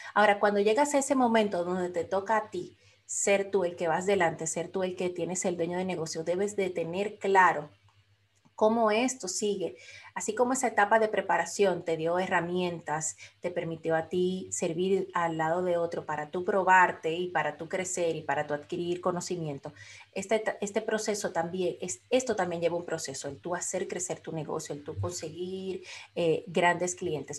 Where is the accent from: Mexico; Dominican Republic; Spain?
Dominican Republic; now in Florida, United States; soy de la República Dominicana, pero vivo ahora mismo en el estado de la Florida, en los Estados Unidos